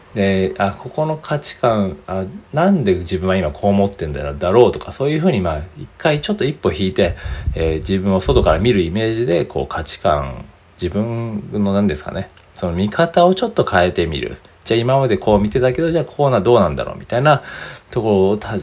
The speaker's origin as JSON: {"language": "Japanese", "country": "Japan", "said": "僕ら日本人は"}